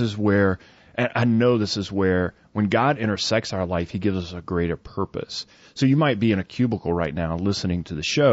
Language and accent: English; the South, United States; I grew up in the South